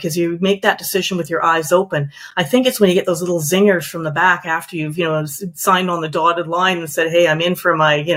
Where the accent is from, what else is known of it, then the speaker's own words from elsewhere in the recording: Calgary, Alberta, Canada; moved away as an adult; now in Victoria, Canada; I'm originally from Calgary. So I moved out here 20 years ago for my career